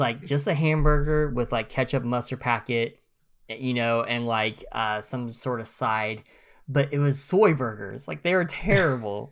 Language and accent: English; northeast Oklahoma, United States; also born or lived in Missouri; I'm from Oklahoma, I'm from the very northeast tip